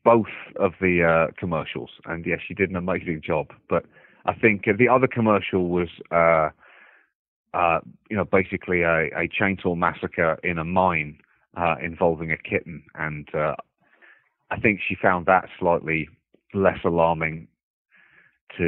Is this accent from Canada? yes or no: no; United Kingdom; moved away as an adult; now in United States; me as a British person